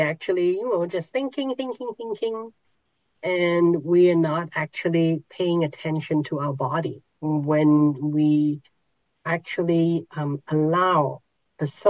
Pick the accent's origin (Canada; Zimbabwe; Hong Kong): Hong Kong; moved away; I was born in Hong Kong, so there are those markets where they hang, pigs that are half slaughtered, and all everything there. You can buy just about anything there. So I grew up in that environment in Hong Kong.